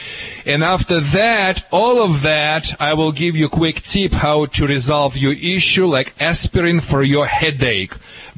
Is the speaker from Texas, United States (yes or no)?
no; California, United States; accent: California; I hope you understand my accent too. It's a California accent.